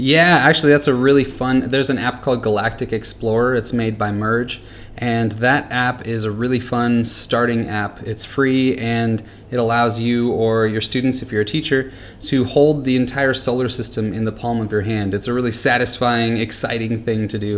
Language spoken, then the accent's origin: English; California, United States; moved away as an adult; now in Singapore; I'm originally from California